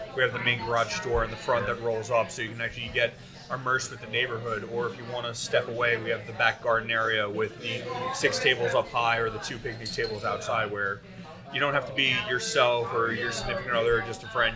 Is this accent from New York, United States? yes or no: yes; Long Island, New York, United States; I'm from Long Island